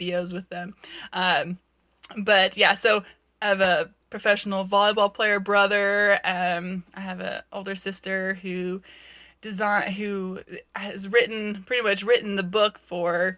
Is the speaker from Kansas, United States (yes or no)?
no; Ventura County, Southern California, United States; I grew up in Ventura County, so Southern California girl